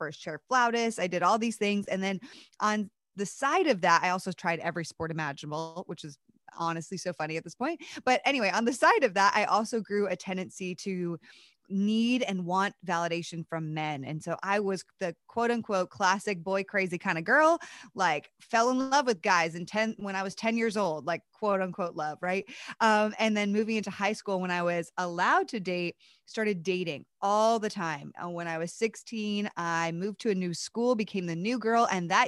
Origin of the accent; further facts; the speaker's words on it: East Coast, United States; So I grew up on the East Coast of the United States and grew up in a home where I love my parents.